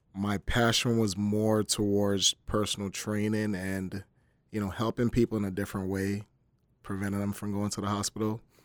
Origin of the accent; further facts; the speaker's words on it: Camden, New Jersey, United States; I'm from Camden, New Jersey, so growing up, it was pretty tough